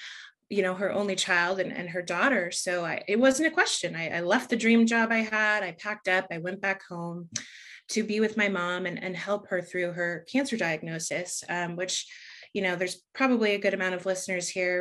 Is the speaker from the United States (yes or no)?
yes; San Diego, California, United States; also born or lived in Los Angeles, California; I grew up in San Diego, California